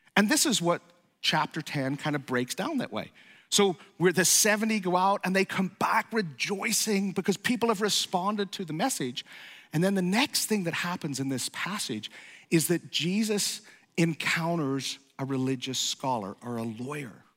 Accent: Ireland; moved away; I'm from Ireland

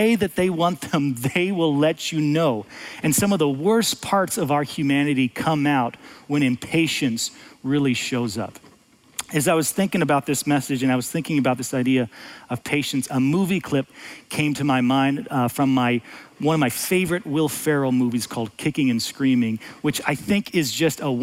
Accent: United States; as an American, as a father, as a husband

